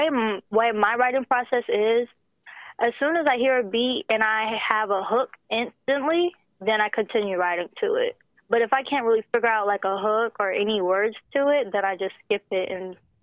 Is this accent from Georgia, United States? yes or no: yes; Columbus, Georgia, United States; But, I was definitely born and raised in Columbus.